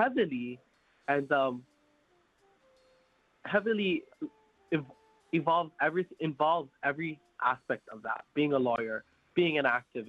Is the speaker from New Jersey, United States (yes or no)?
no; Hawaii, United States; I just want to be Hawaiian. I just want to be Kanaka